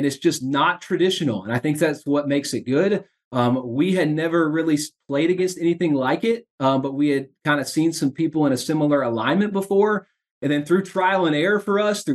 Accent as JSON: {"language": "English", "region": "Indiana", "country": "United States", "tie": "born or raised there", "moved": "yes", "said": "I grew up in Indiana"}